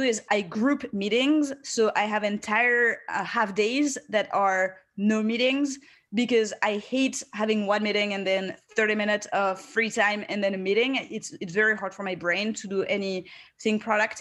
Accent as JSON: {"language": "English", "country": "France", "tie": "born or raised there", "moved": "as an adult", "lives_now": "United States", "said": "I grew up in France and then I've spent 7 years in the US"}